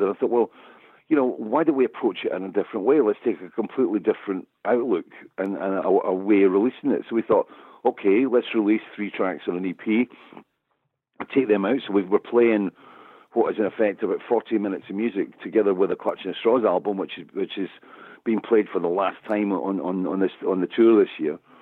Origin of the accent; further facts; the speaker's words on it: Scotland, United Kingdom; I'm Scottish, I'm a storyteller